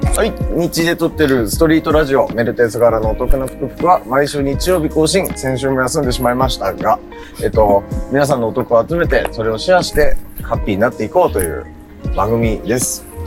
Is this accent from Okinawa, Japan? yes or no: no; Miyagi, Japan; moved away as an adult; also born or lived in Osaka / Kanagawa; now in Tokyo, Japan; 地元の宮城と大阪と東